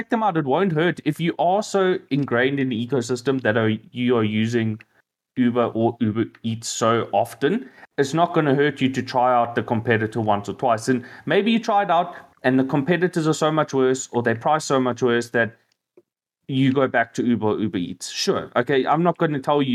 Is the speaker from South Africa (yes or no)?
yes; South Africa